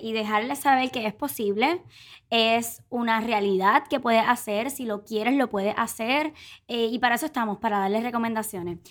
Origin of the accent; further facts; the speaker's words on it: Puerto Rico; boricua, tripera